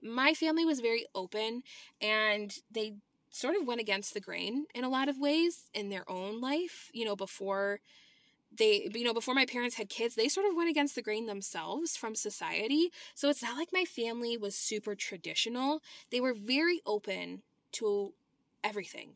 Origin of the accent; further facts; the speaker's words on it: Illinois, United States; I was born and raised in Illinois